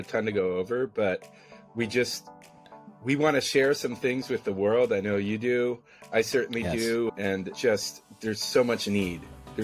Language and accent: English; San Francisco, California, United States; I was born and raised in San Francisco